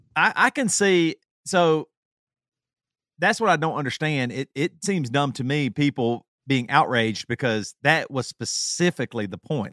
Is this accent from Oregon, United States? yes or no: no; South Carolina, United States; now in Champaign, United States; growing up in South Carolina